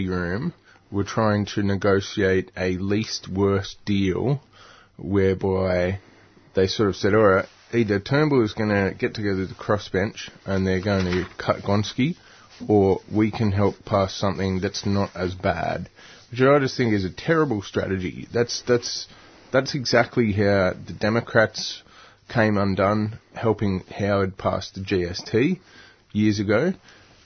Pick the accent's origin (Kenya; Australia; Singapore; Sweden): Australia; Newcastle, New South Wales; moved away; I grew up in Newcastle